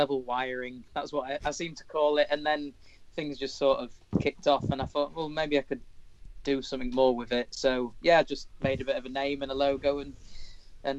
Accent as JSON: {"language": "English", "town": "York", "region": "Yorkshire and the Humber", "country": "United Kingdom", "tie": "born or raised there", "said": "I was born in York, and I've lived in the same place ever since."}